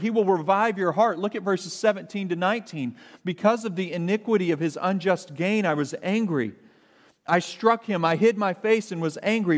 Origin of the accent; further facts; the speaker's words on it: Arkansas, United States; I grew up in Arkansas